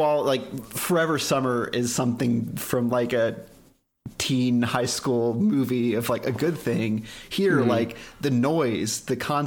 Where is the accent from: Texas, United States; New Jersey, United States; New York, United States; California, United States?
Texas, United States; Dallas; I grew up in Dallas, Texas